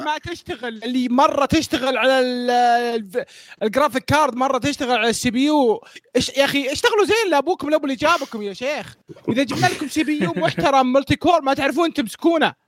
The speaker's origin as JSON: {"language": "Arabic", "country": "Saudi Arabia", "said": "عندنا في السعودية"}